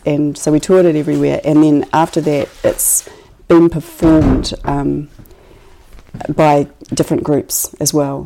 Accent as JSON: {"language": "English", "town": "Christchurch", "region": "Canterbury", "country": "New Zealand", "tie": "born or raised there", "said": "raised in Christchurch and I grew up in Riccarton and um, near Dean's Bush"}